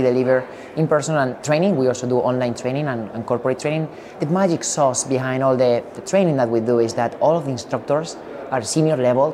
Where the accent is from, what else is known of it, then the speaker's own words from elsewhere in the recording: Madrid, Community of Madrid, Spain; now in San Francisco, United States; I'm from Madrid